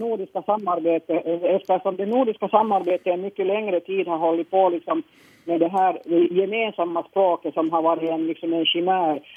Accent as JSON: {"language": "Swedish", "town": "Helsinki", "region": "Uusimaa", "country": "Finland", "tie": "born or raised there", "said": "jag är född i Helsingfors och bott i Helsingfors"}